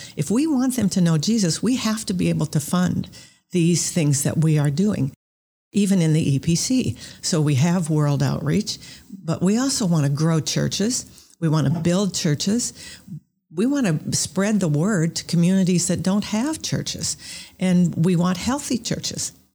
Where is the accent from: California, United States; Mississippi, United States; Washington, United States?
Washington, United States; Orcas Island; I grew up on Orcas Island, which is off of Washington State